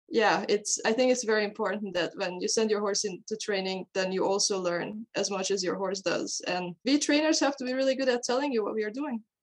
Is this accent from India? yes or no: no; Hungary; moved away as an adult; now in Denmark; I'm originally from Hungary. I was born and raised in Hungary, and then I moved to Denmark to go to university. And that's where I live today